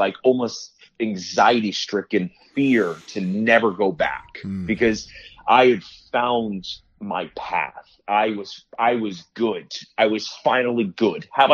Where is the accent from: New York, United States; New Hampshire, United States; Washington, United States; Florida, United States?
Florida, United States; South; I was actually born and raised in South Florida